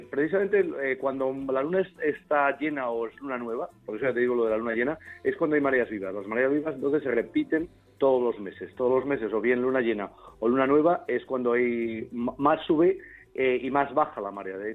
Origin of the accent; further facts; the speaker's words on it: Spain; no por aquello de decir que bien, qué buenos somos españoles